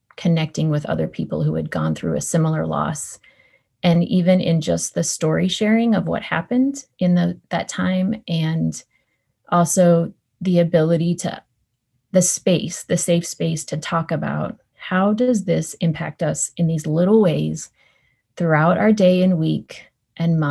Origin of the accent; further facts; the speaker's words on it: Northern California, United States; I grew up in Northern California with two parents